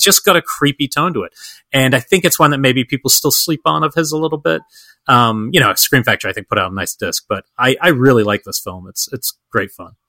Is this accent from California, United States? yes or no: no; Georgia, United States; as a Georgian